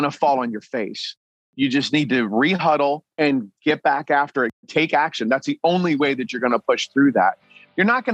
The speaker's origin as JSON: {"language": "English", "town": "New Castle", "region": "Delaware", "country": "United States", "tie": "born or raised there", "moved": "yes", "lives_now": "New Mexico, United States", "said": "I grew up in a little town called Newcastle, Delaware"}